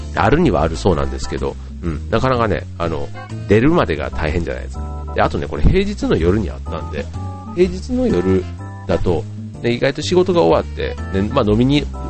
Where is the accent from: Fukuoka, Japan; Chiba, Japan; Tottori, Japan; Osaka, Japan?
Chiba, Japan; Funabashi; 地元船橋市でやっているイベント